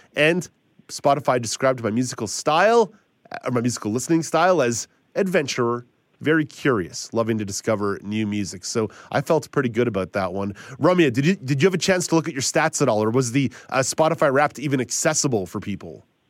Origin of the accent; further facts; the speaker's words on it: Quebec, Canada; growing up in Quebec